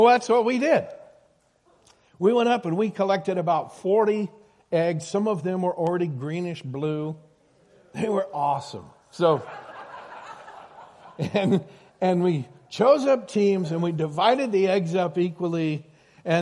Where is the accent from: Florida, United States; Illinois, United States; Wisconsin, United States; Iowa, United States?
Iowa, United States; I grew up in Iowa